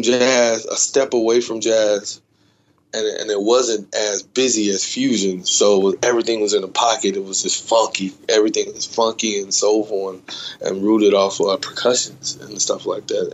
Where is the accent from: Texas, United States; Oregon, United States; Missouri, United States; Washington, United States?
Texas, United States; Dallas; I'm born and raised in Dallas, Texas. So I grew up in that area